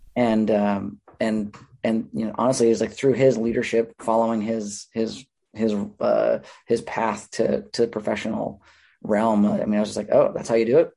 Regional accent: Minnesota, United States; moved away as an adult; also born or lived in California; I grew up in Minnesota

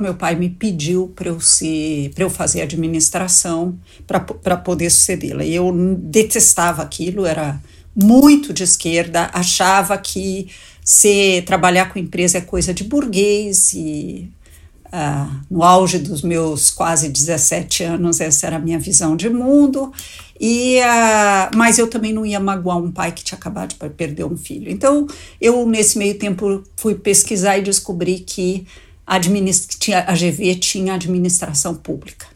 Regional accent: São Paulo, Brazil; born or raised there

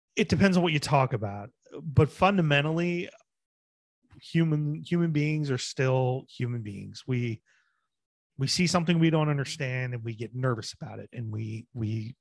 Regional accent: New Jersey, United States; moved away; also born or lived in Bedford; I'm originally from Jersey, but that's where I did live for a while

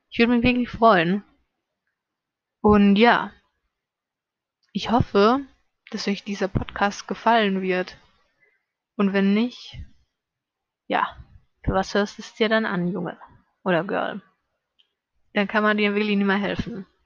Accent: Salzburg, Austria; born there; now in Vorarlberg, Austria; also geboren bin ich halt in Salzburg, ja, aber ich lebe in Vorarlberg und das ist schon ein ziemlich großer Unterschied von dem Akzent, von dem Dialekt her.

